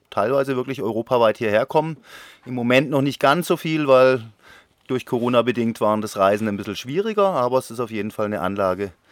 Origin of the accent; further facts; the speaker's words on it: Konstanz, Baden-Württemberg, Germany; bin gebürtiger Konstanzer, bin 50 Jahre, skate seit 40 Jahren und habe seit 30 Jahren den Laden hier am Münsterplatz.